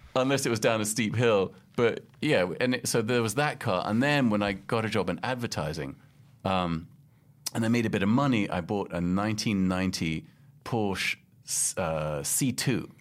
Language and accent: English; London, United Kingdom; moved away as an adult; also born or lived in Casablanca, Morocco / Boston, United States / Paris, France; now in New York, United States; I grew up in London and Casablanca 'cause my mum was from Morocco